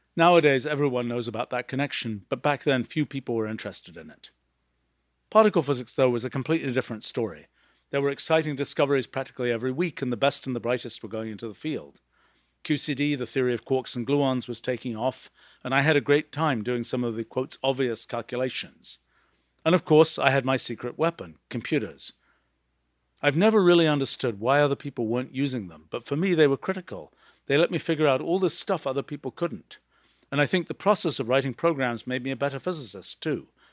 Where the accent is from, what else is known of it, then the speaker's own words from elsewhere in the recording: England, United Kingdom; As a young kid growing up in England in the nineteen sixties